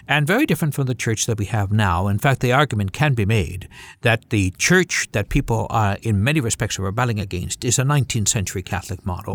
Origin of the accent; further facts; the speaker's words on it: Canada; as a Canadian Caucasian.